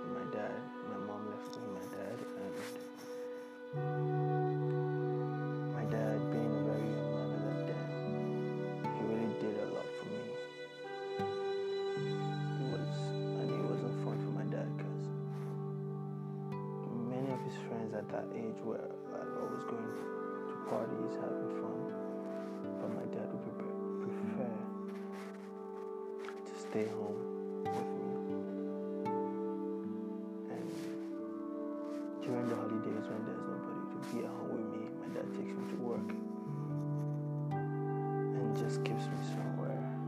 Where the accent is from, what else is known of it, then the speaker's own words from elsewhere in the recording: Nigeria; moved away as an adult; now in Australia; growing up as African, as a Nigerian rather